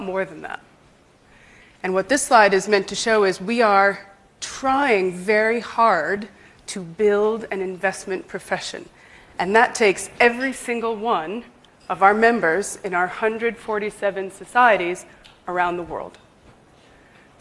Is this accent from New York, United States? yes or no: yes; New York, United States; moved away as an adult; now in London, United Kingdom; I grew up in New York. I am not from the UK originally, but I've lived in London for the past 10 years